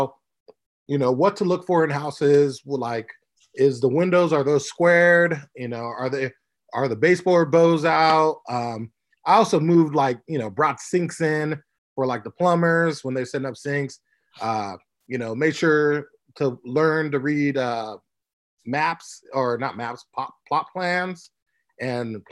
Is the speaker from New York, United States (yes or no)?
no; Orange County, California, United States; now in Las Vegas, United States; I'm from Orange County, California